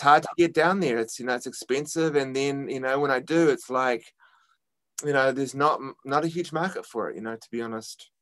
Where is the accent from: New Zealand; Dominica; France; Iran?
New Zealand; now in New York City, United States